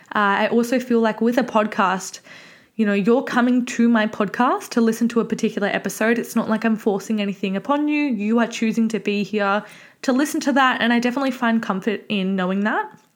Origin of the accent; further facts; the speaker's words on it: Mornington Peninsula, Victoria, Australia; I am from the Mornington Peninsula